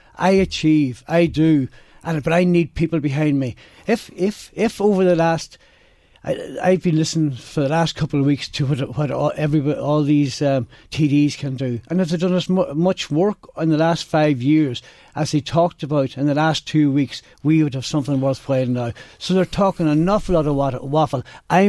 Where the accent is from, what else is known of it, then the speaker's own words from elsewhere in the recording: Ashbourne, Leinster, Ireland; I am from Ashburn, from the Ashburn area